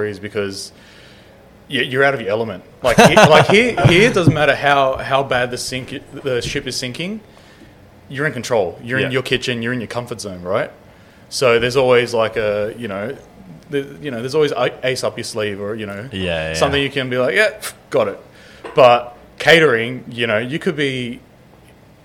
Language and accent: English; Sydney, New South Wales, Australia; I grew up in Granville, so yeah. I'm from the Western suburbs